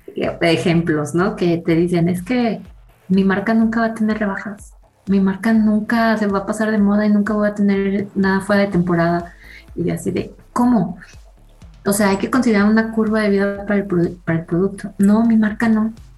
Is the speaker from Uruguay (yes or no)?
no; Mexico; los hábitos que tenemos como mexicanos de consumo